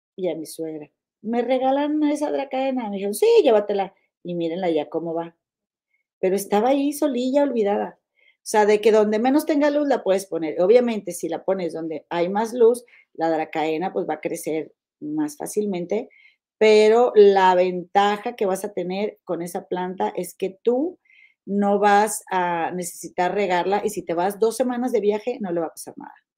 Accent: Mexico; now in United States; mi tierra, a mi rancho, mi México

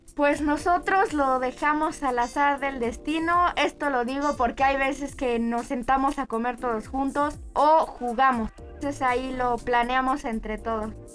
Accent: Mexico City, Mexico; moved away; Yo soy de la Ciudad de México y llevo en el Cumbres prácticamente toda mi vida

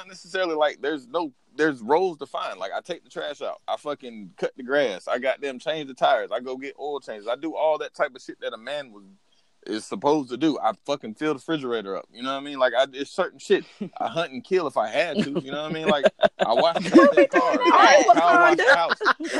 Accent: the South, United States; I'm a Southern man, like I'm born and raised in the South.

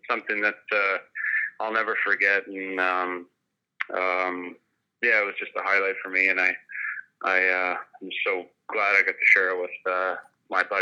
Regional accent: Wilcox, United States; I just feel proud to have been from there, and um, you know, growing up in Wilcox, you're kind of uh, involved in everything there.

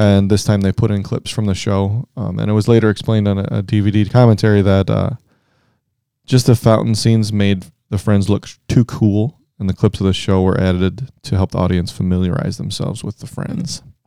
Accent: Cleveland, Ohio, United States; We're from Cleveland

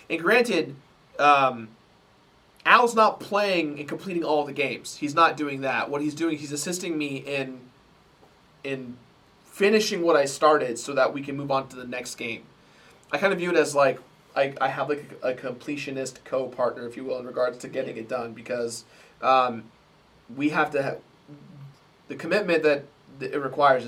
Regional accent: United States; I'm American

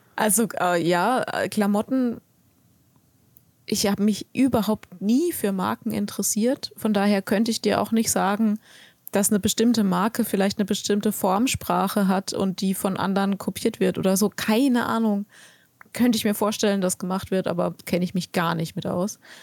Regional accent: Germany; bei uns in Deutschland

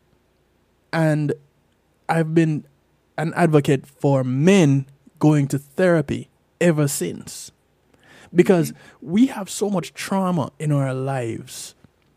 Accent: Jamaica; growing up in Jamaica

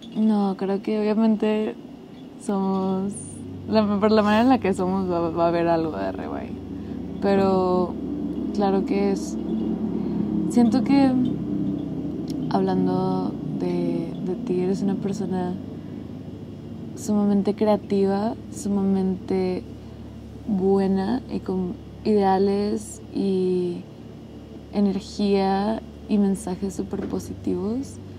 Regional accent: Monterrey, Nuevo León, Mexico; moved away as an adult; now in McAllen, United States; los dos somos de Monterrey

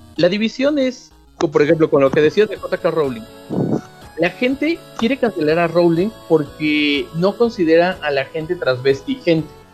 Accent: Mexico; somos todos los de friquiñores somos mexicanos

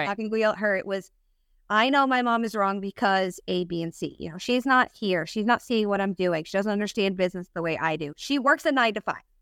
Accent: Pennsylvania, United States; moved away as an adult; also born or lived in Rochester, New York / Florida; now in DeLand, United States; I'm from Pennsylvania

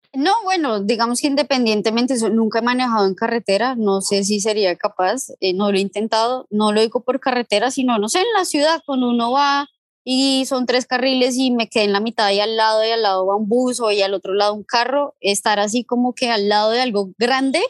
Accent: Venezuela; moved away; en mi infancia en Venezuela

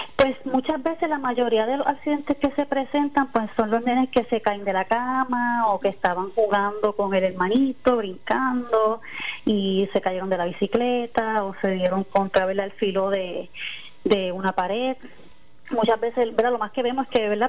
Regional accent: Río Grande, Puerto Rico; moved away as an adult; also born or lived in Ponce; Yo soy de Río Grande

